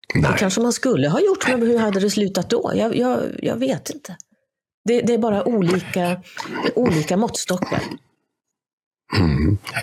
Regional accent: Sweden

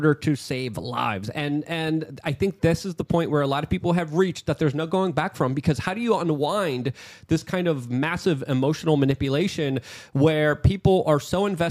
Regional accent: Poland; moved away; because I'm from Poland

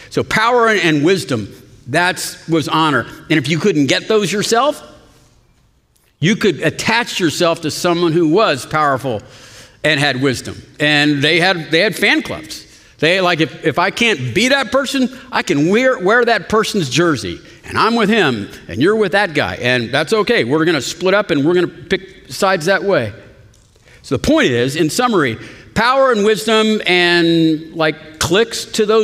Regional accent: Austin, Texas, United States; I'm an Austinite, you know? We don't say Austin, Texas, we just say Austin. I'm from Austin, but, and I'm a Christian.

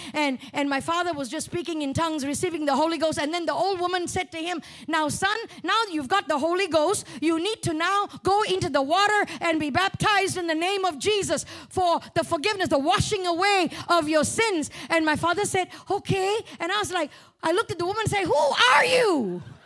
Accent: Malaysia; accent: Malaysian; moved away; I talk about Malaysia, I revert back to my Malaysian accent

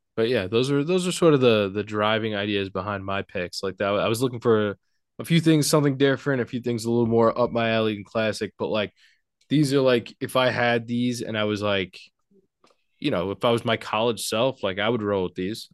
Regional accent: Port Washington, New York, United States; I grew up in a little town called Port Washington, New York

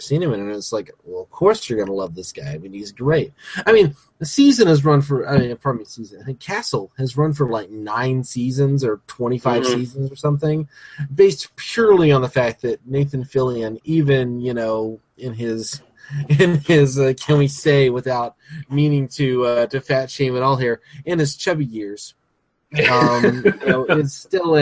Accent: the South, United States; moved away; I'm a Southern boy. You know, mm-hmm. I grew up in the South

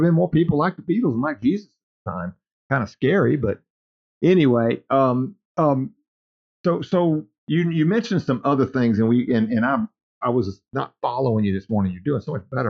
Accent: Lake Charles, Louisiana, United States; also born or lived in Cameron, Louisiana; sometime in my childhood, before we moved from Lake Charles to Cameron

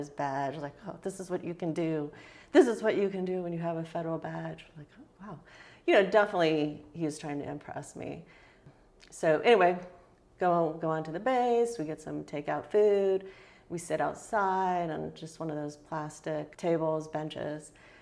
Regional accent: San Diego, California, United States; I'm from San Diego

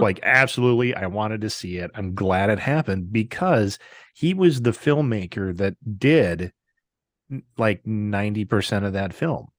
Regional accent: Wisconsin, United States; my home state of Wisconsin

